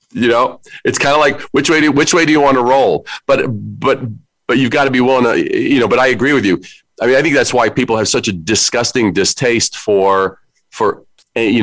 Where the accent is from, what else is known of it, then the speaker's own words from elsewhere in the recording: New York City, New York, United States; I am from New York. I'm a Brooklyn kid